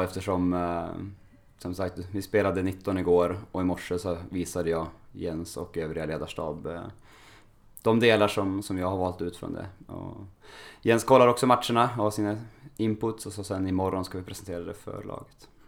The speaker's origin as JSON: {"language": "Swedish", "region": "Norrland", "country": "Sweden", "tie": "born or raised there", "said": "jag är uppväxt i Norrland"}